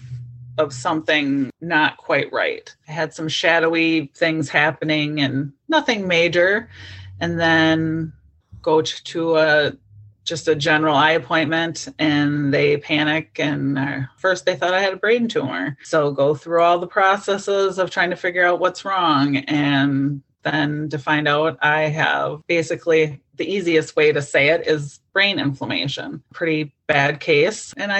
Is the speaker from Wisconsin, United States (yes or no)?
yes; Wisconsin, United States; I'm from Wisconsin